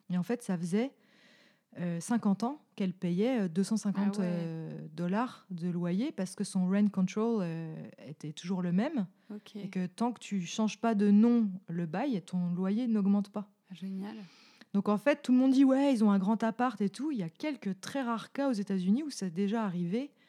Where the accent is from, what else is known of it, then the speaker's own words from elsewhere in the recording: Bourgogne-Franche-Comté, France; accent: franc-comtois; Peut-être avec mon accent franc-comtois en plus.